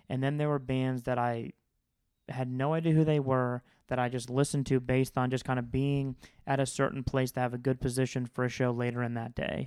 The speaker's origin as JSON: {"language": "English", "region": "Florida", "country": "United States", "said": "I'm from Florida"}